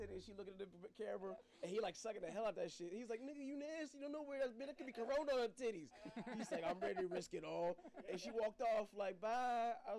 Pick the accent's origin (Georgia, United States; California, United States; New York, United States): Georgia, United States; Griffin; This is 18, 19 years old that we are from Griffin, Georgia.